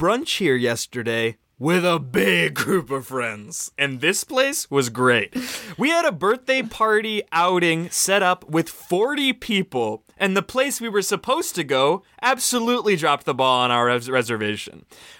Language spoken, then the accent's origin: English; Cleveland, Ohio, United States; This is …, 5 stars of the Margaritaville in Cleveland, Ohio, my hometown.